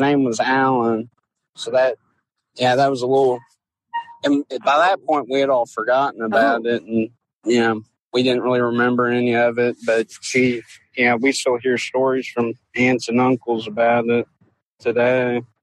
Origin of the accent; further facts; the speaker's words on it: Louisville, Kentucky, United States; I'm from Louisville